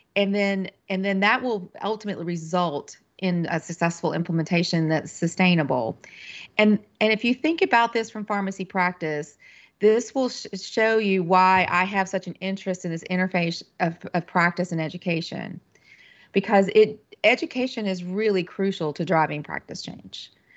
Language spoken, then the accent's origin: English; western North Carolina, United States; moved away as an adult; also born or lived in Kentucky; I'm originally from North Carolina. I'm a native North Carolinian and grew up in the western part of the state